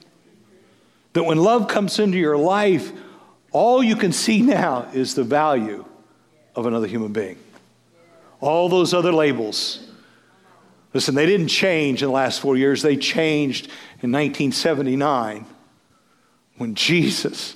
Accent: Moline, Kansas, United States; now in Hutchinson, United States; friends I grew up with in Moline, Kansas

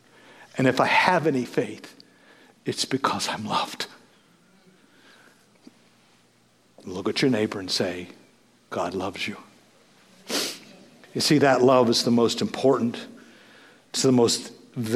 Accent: Moline, Kansas, United States; now in Hutchinson, United States; friends I grew up with in Moline, Kansas

